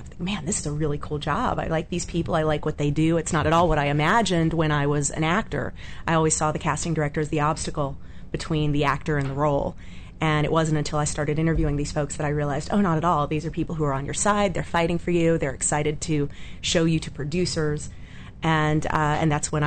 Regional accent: Atlanta, Georgia, United States; now in Los Angeles, United States; I grew up in Atlanta, Georgia

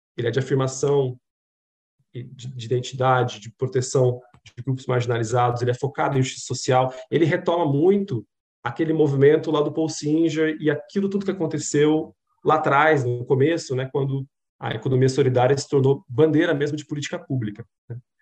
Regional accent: Maringá, Paraná, Brazil; eu venho de um estado muito muito cooperativista, que é o Paraná, eu nasci em Maringá, no Paraná

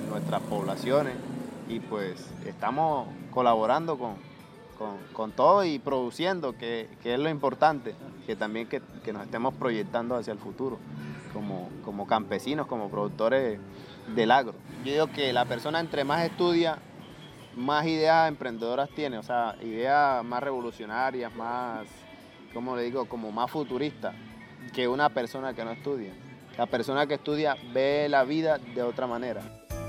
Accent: Aguas Negras, Colombia; also born or lived in Barranquilla / Cartagena; Soy de, de Aguas Negras

